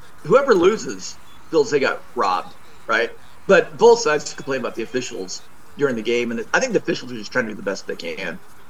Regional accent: Oregon, United States; And I grew up in Oregon.

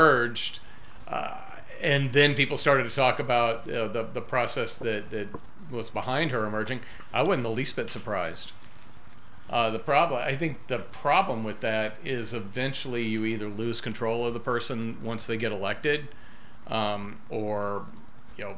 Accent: Memphis, Tennessee, United States; I grew up in Memphis right across the river from Arkansas

